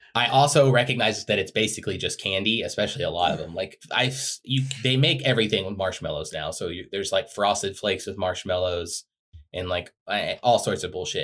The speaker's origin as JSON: {"language": "English", "country": "United States", "tie": "born or raised there", "said": "I grew up in America"}